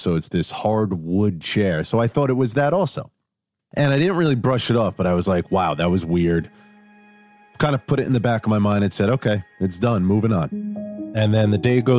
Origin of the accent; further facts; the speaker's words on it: Levittown, New York, United States; I grew up on Long Island in a town called Levittown